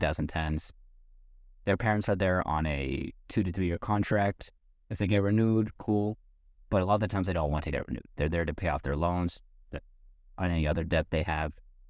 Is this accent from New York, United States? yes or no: yes; New York, United States; born there; Like, we'll say, oh yeah, I'm from New York. Really? And they started speaking to me like I'm a New Yorker, and then I realized, oh wait, maybe I'm not exactly from New York. I guess I was born there.